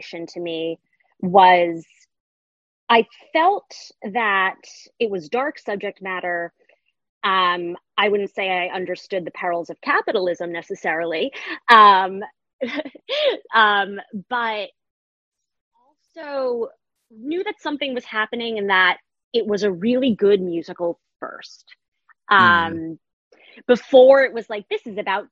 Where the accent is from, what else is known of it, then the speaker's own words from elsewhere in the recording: New York, United States; moved away; I'm from New York originally, so I would take the train into the city